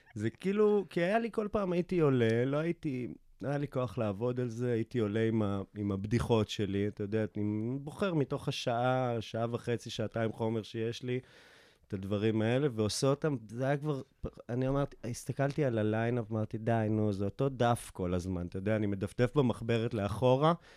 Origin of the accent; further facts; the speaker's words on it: Afula, Northern District, Israel; זה אחד החורים הכי מושתנים בארץ, גדלתי שם